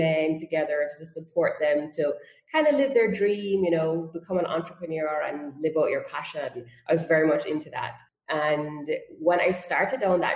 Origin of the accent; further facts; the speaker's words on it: Jamaica; also born or lived in Toronto, Canada / South Korea; I am from Jamaica, and I studied at the University of Toronto